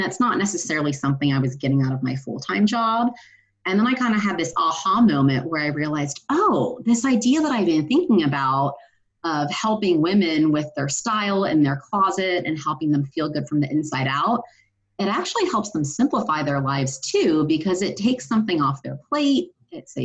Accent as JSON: {"language": "English", "region": "Ohio", "country": "United States", "tie": "born or raised there", "said": "I grew up in Ohio"}